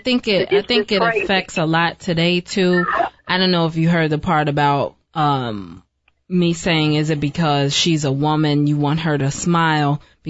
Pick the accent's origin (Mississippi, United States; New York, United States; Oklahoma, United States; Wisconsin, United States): New York, United States; Brooklyn; my hometown, Brooklyn, New York